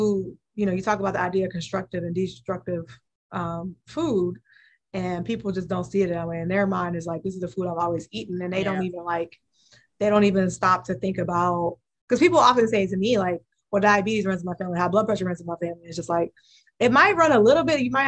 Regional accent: Cleveland, Ohio, United States; I'm from Cleveland

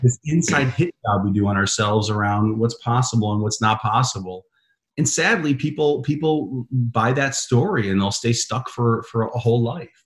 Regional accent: Chicago, Illinois, United States; I grew up in Chicago

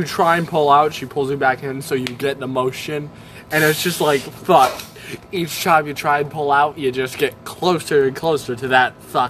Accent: United States; we are American.

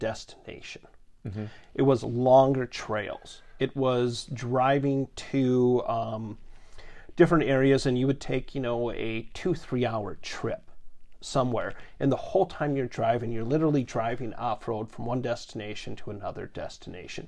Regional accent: Maple Grove, Minnesota, United States; I grew up in Maple Grove

